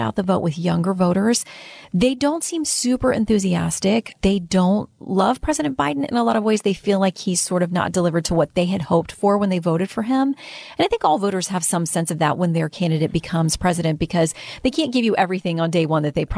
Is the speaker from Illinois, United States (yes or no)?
no; Florida, United States; moved away; my home state